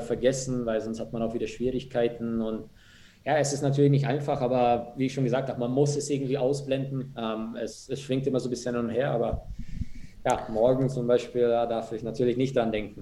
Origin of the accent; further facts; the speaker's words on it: Germany; moved away as an adult; also born or lived in Munich; now in Bern, Switzerland; wir als Deutsche